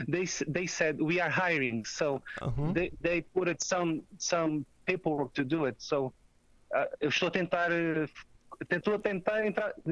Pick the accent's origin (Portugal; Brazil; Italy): Portugal; eu como português, sei que a maneira é diferente